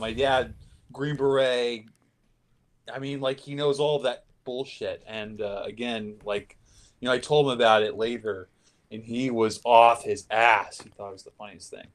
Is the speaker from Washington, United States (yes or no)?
yes; Seattle, Washington, United States; my hometown, uh, the Seattle